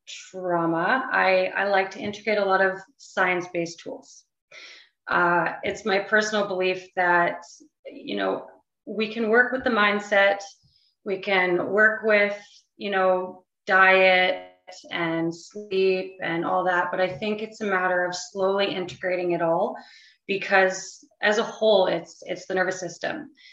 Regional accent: White Rock, British Columbia, Canada; born there; Yeah, so I'm actually from White Rock, BC. Originally, that's where I was born. We did move around a lot growing up, but there are definitely some memories that I hold near and dear in White Rock.

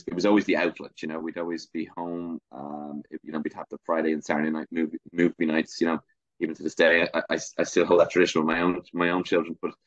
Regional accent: Dublin, Leinster, Ireland; I grew up in Leafy Castle Knock in North Dublin. And to this day, I'm still here.

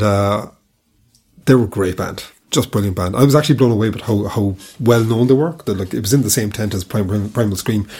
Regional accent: Cork, Munster, Ireland; I'm from Cork

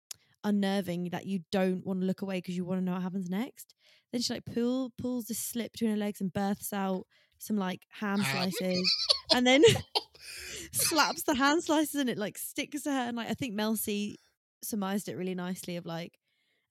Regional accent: Essex, East of England, United Kingdom; I am from Essex

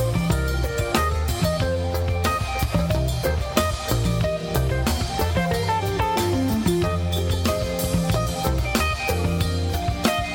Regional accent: Connecticut, United States; Hartford Civic Center was a place that I went all the time in high school because I'm from Connecticut.

